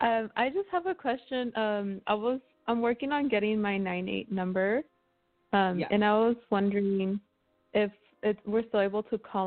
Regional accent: Bolivia; moved away; I don't have a Jamaican accent. I'm from Bolivia, though. I speak Spanish

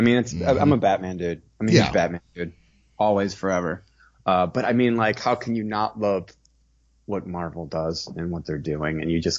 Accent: Chicago, Illinois, United States; I'm from born and raised in Chicago

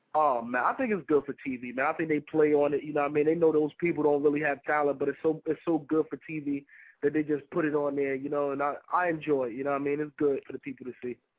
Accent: North New Jersey, United States; I'm from North New Jersey

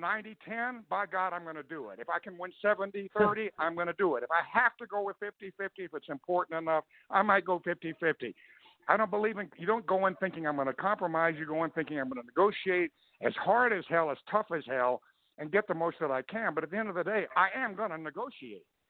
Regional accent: Texas, United States; a man who was born and raised in Texas, a proud Texan

